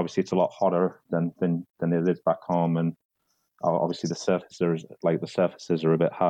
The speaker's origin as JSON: {"language": "English", "region": "England", "country": "United Kingdom", "moved": "yes", "said": "I'm like yourself from England"}